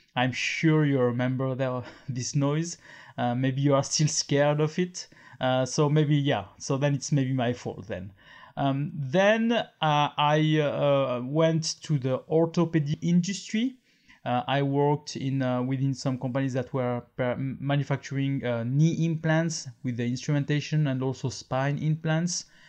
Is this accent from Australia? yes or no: no; France; accent: French; English is a second language; I am French. Uh, maybe you notice with my accent, and I'm living in France.